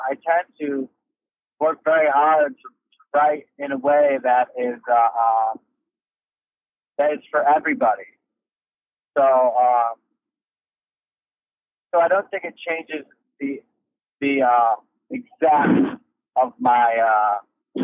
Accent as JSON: {"language": "English", "town": "Kenosha", "region": "Wisconsin", "country": "United States", "tie": "born or raised there", "moved": "yes", "said": "I grew up in Kenosha, Wisconsin"}